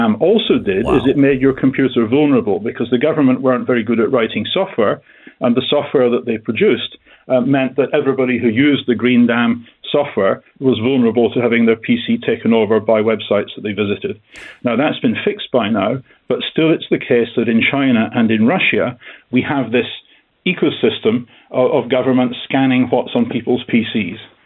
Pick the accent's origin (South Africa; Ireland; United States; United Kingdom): United Kingdom; being a Brit